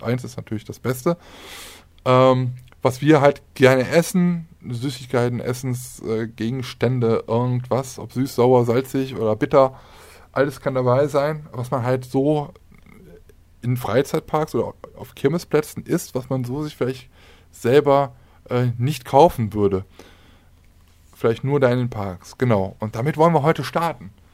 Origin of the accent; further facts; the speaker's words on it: Aachen, North Rhine-Westphalia, Germany; bei uns in Aachen sagt man Kütteln drumrum